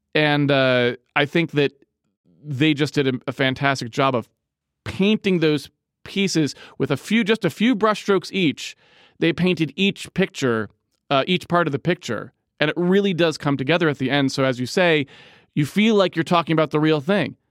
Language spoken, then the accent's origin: English; Massachusetts, United States; I am from Massachusetts